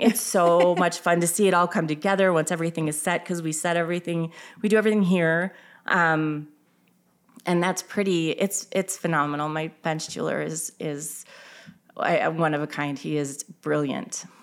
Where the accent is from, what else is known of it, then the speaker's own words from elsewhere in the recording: Illinois, United States; now in Minnesota, United States; I am originally from Illinois